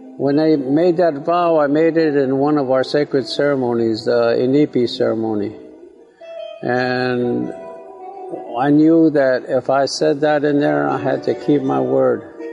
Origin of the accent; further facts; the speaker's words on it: Manderson, South Dakota, United States; that's where I was born, that's where I'm from and that's where we have our most uh, important, one of the most important uh, ceremonies, our Sundance, is in my hometown in uh, Manderson, South Dakota